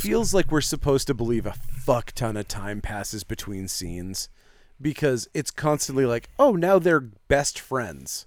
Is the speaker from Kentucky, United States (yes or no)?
no; Presque Isle, Maine, United States; born or raised there; accent: Maine